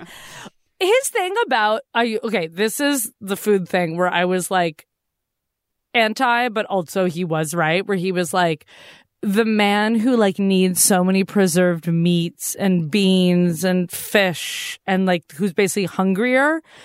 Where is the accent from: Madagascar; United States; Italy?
United States; Massachusetts; I grew up going to Walden Pond